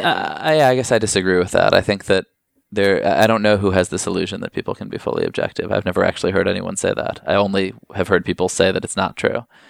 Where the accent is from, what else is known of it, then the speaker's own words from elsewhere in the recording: New York, United States; I grew up here in New York